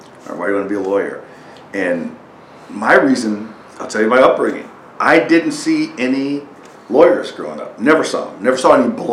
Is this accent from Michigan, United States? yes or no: no; Chicago, Illinois, United States; now in Milwaukee, United States; I was originally from Chicago